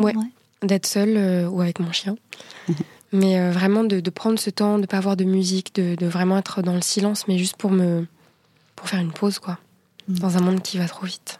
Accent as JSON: {"language": "French", "country": "France", "said": "En tant que Française"}